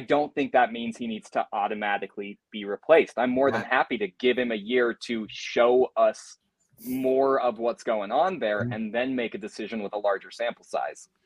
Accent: Utah, United States; I'm from Utah

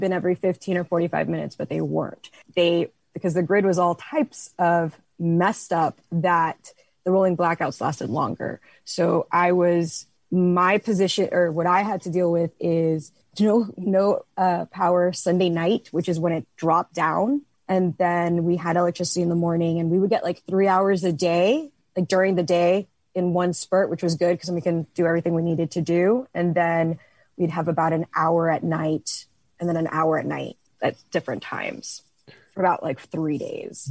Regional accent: Miami, Florida, United States; now in Dallas, United States; I'm from Miami, Florida

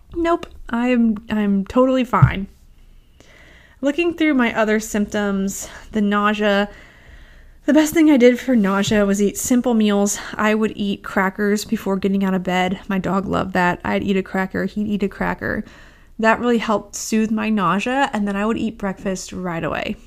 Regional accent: St. Louis, Missouri, United States; I grew up in Saint Louis

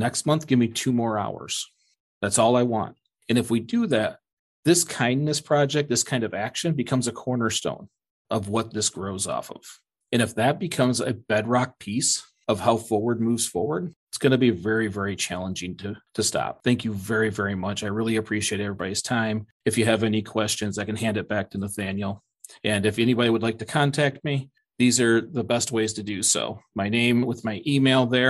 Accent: Michigan, United States; I'm from Michigan

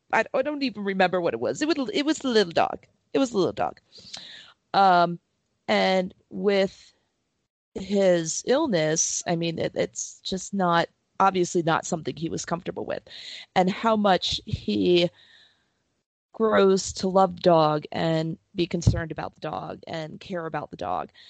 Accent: Princeton, New Jersey, United States; I grew up in Princeton

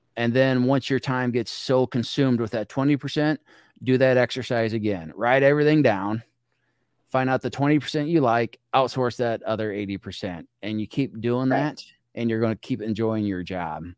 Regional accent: small community on the Illinois River, United States; my hometown, small community, no stoplights in it and we're on the Illinois River

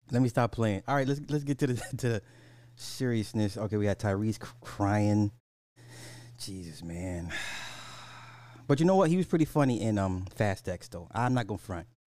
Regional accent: Canada

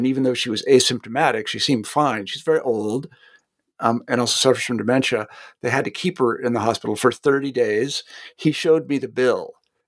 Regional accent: Kansas, United States; I mean, it's funny you mentioned this because I'm from Kansas originally, so I follow what goes on in Kansas.

